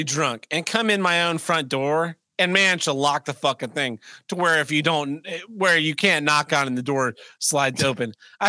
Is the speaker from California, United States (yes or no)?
no; Missouri, United States; Missouri. Oh, it's from my home state.